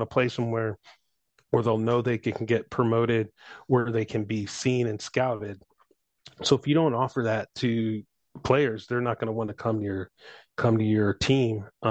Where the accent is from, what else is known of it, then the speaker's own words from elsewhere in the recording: St. Louis, Missouri, United States; I grew up in St. Louis, so Blues fan